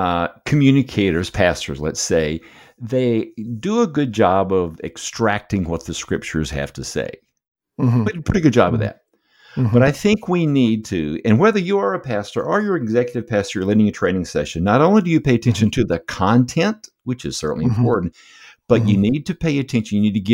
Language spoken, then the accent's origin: English; United States; now in Canada; I'm a transplant from the States. Probably America. My accent gives me away, but love living here in Canada.